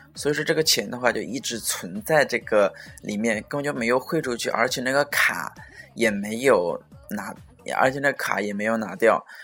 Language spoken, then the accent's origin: Chinese; China; also born or lived in Suzhou; 我们中国人